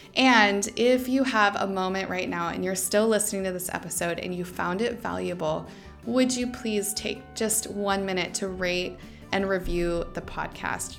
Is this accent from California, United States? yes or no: no; Idaho, United States; moved away as an adult; also born or lived in Dominican Republic / Vietnam / Ohio / Thailand; now in Portugal; back to Idaho, my hometown.